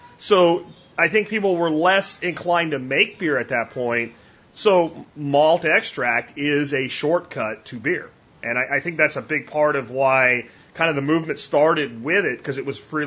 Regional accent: Pottsville, Pennsylvania, United States; I'm from Pottsville, home of Yingling beer

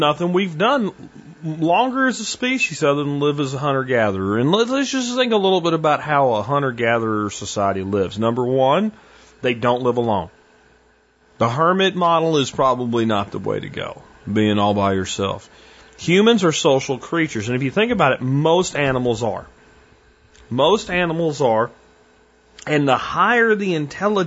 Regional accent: Minersville, Pennsylvania, United States; where I grew up in Minersville, it's a pretty small little town in Pennsylvania

